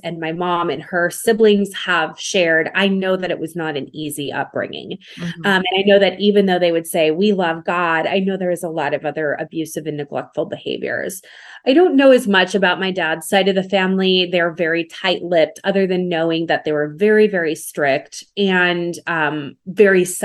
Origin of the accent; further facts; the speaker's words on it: Minnesota, United States; I grew up in the North. I grew up in Minnesota